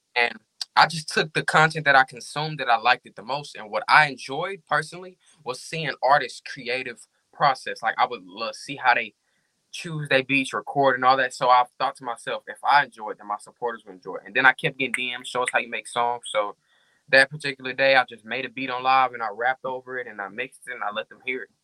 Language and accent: English; Arkansas, United States; I'm from Arkansas, and I've been rapping since the age of six.